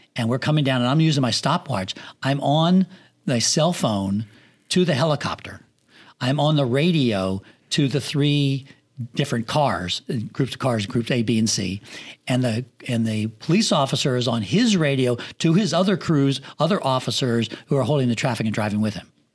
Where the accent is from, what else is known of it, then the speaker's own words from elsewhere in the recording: Pennsylvania, United States; moved away as an adult; also born or lived in Los Angeles; now in Florida, United States; I grew up in Pennsylvania in the country where I didn't have a house across the street from me.